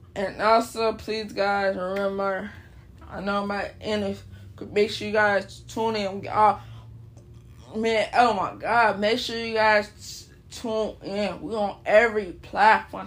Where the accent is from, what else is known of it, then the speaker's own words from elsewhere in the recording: Chicago, Illinois, United States; I'm from Chicago